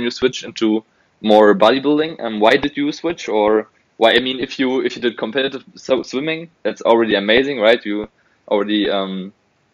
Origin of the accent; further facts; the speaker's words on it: Berlin, Germany; I'm from Berlin, from Germany